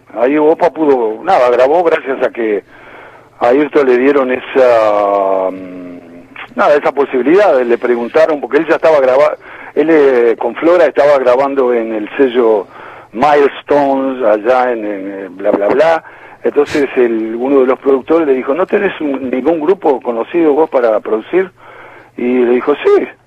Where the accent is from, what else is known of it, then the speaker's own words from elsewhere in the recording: Uruguay; moved away as an adult; also born or lived in New York area, United States / Florida, United States; Fuimos quinteto también con otro uruguayo